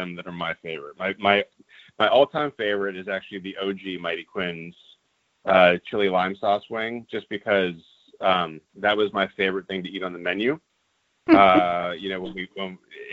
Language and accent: English; Los Angeles, California, United States; I grew up in Los Angeles